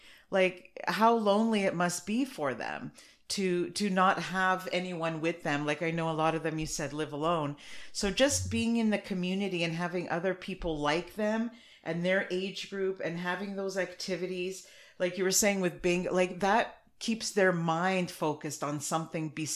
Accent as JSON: {"language": "English", "country": "Canada", "said": "I'm Canadian, but my family's from Portugal."}